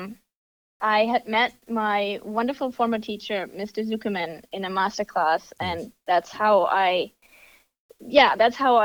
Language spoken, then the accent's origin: English; Germany; moved away as an adult; now in United States; I am from Germany. I was born and raised there